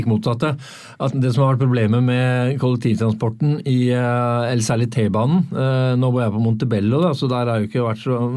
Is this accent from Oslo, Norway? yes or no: yes; Oslo, Norway; Uh, eh, 0692.